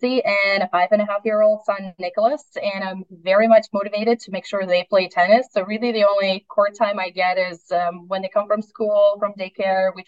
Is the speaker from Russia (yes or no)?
yes; Russia; moved away as an adult; also born or lived in Iowa / Chattanooga; I'm originally from Russia